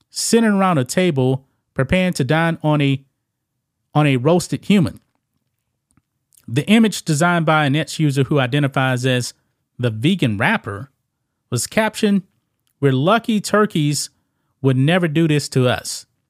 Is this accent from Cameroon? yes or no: no; the South, United States; I'm from the South, man. In Louisiana, whole bunch of people actually eat, uh, frog legs.